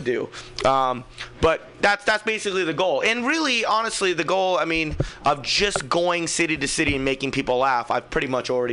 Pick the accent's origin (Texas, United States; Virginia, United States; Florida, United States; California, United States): California, United States; Fremont; I'm from Fremont